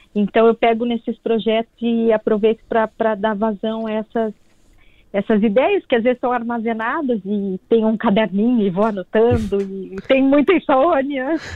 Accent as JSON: {"language": "Portuguese", "country": "Brazil", "moved": "yes", "lives_now": "Portugal", "said": "sou brasileira"}